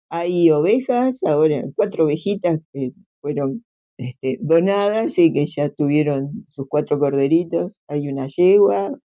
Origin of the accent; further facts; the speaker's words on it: Piriápolis, Maldonado, Uruguay; now in Nueva Carrara, Uruguay; vivo en Nueva Carrara, pero soy de Piriápolis. Lo siento así, a pesar de que hace mm. mucho tiempo vivo en Nueva Carrara.